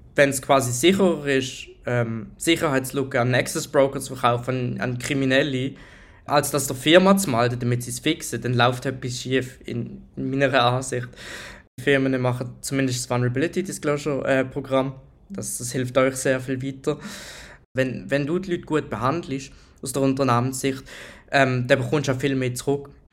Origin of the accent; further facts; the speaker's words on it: Switzerland; Ich bin Schweizer Ethical Hacker